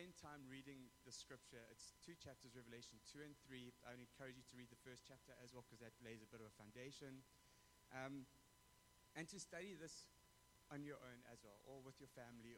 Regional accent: South Africa; moved away; I come from South Africa where we don't have those things

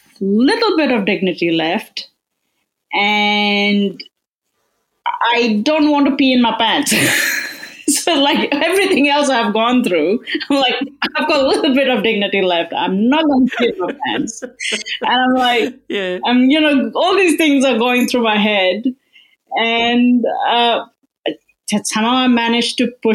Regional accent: Melbourne, Victoria, Australia; I'm from Melbourne

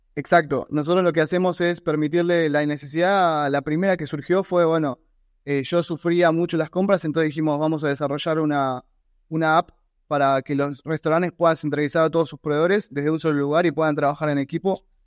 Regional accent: Argentina; soy argentino

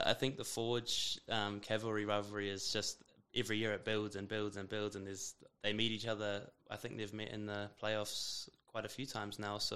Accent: Auckland, New Zealand; moved away as an adult; now in Calgary, Canada; I'm from Auckland

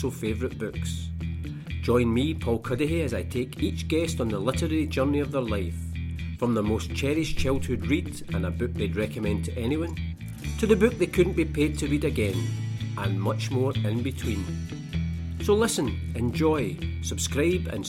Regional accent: Scotland, United Kingdom; my experience of growing up in Scotland and Scottish education

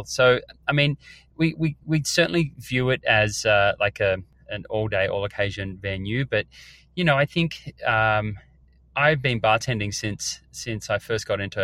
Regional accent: Australia; now in United States; I grew up in Australia and my mum is a chef and a food writer

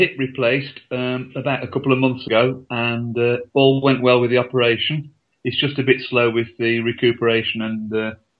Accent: Birmingham, West Midlands, United Kingdom; moved away as an adult; also born or lived in Leeds; now in Blackburn, United Kingdom; I was born in Leeds in 1952, and we moved to Birmingham in 1955 for my dad's work, and stayed there really till I went to university in 1970. We used to live on the number 53 bus route in Birmingham

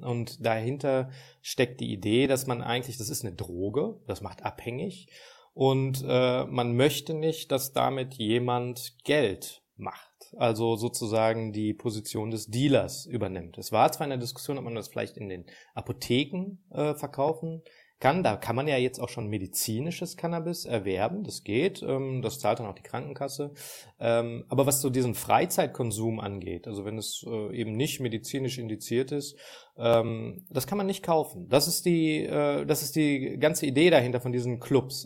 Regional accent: Ruhr area, North Rhine-Westphalia, Germany; ich komme aus dem Ruhrgebiet, da feiern wir Karneval

